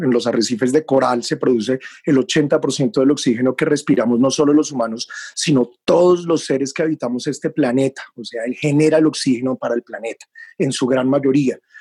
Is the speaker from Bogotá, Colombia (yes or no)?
yes; Bogotá, Colombia; moved away as an adult; now in Taganga, Colombia; Yo nací en Bogotá, pero renací en el mar de Taganga